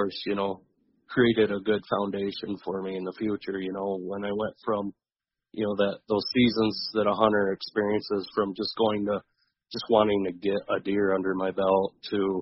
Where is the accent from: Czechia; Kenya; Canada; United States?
United States; Hudsonville, Michigan; also born or lived in Ohio; I grew up in West Michigan, on the outskirts of a little town called Hudsonville